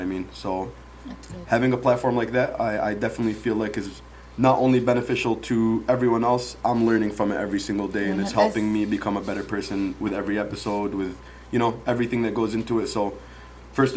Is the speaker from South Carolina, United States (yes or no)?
no; Dearborn, Michigan, United States; also born or lived in Yemen; Grew up in Dearborn my whole life. I wasn't born in Dearborn. I was born in Yemen.